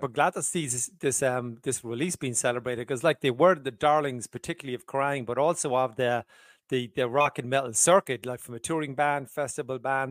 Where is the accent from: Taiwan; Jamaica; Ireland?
Ireland; I'm from Southern Ireland